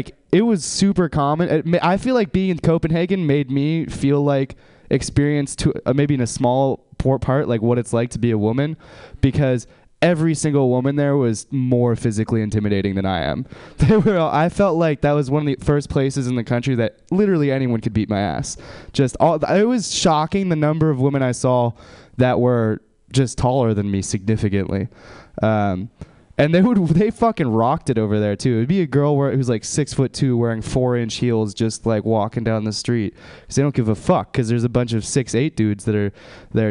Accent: United States; I'm from America

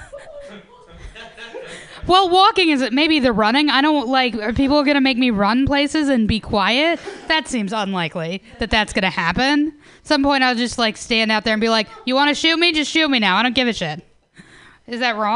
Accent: New York, United States; now in San Francisco, United States; New York

